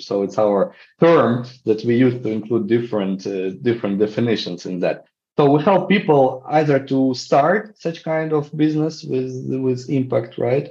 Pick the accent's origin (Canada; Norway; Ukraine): Ukraine; I'm from Ukraine and I work to develop social entrepreneurship field here